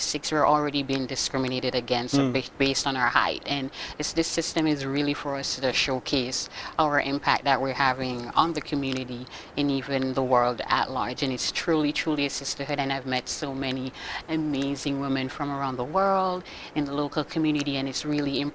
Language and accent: English; Jamaica; moved away as an adult; now in Boston, United States; I've been in the U.S. for the past 10 years. I'm originally from Jamaica